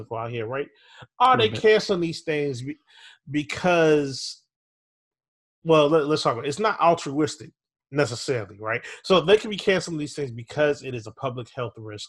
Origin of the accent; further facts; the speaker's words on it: Minneapolis, Minnesota, United States; I grew up in Minneapolis, Minnesota